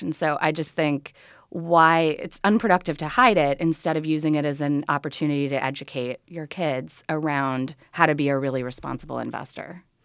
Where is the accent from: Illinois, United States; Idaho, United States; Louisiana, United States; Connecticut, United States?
Illinois, United States; Chicago; I grew up in Chicago